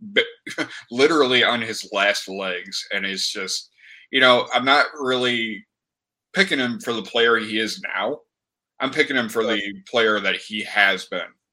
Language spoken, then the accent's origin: English; Michigan, United States; I grew up in Michigan